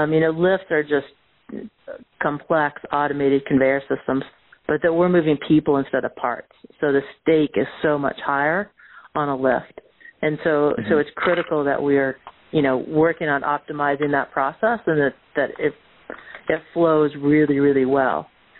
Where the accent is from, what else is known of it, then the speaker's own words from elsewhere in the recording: Oakville, Ontario, Canada; So I grew up just outside of Toronto in a little town called Oakville.